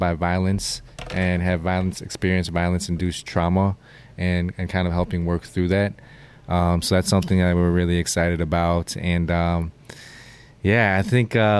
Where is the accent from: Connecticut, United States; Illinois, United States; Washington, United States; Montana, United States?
Illinois, United States; this is my home state. This is where I'm from